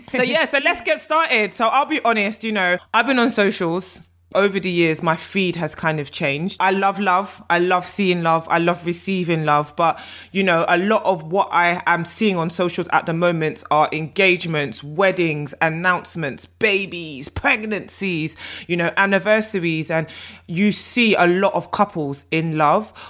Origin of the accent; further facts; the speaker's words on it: Nigeria; I'm Nigerian and weddings and marriage are a big part of my culture